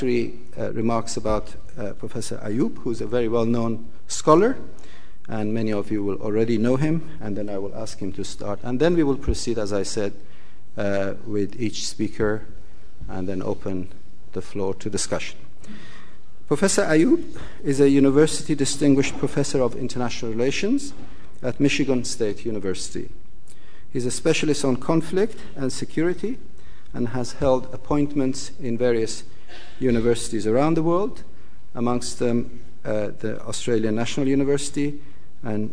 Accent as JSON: {"language": "English", "country": "Iran", "moved": "as an adult", "said": "I left Iran, my home country at that time"}